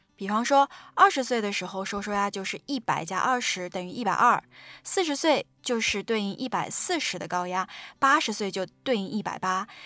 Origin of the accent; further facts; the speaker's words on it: China; 我们中国人